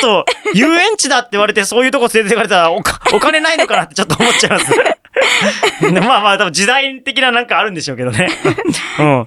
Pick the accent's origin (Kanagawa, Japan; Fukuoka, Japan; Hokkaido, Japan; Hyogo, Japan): Fukuoka, Japan; moved away; 僕、福岡出身ですから